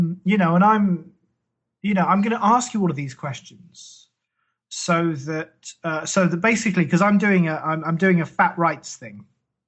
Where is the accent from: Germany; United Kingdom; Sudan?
United Kingdom; England; I'm English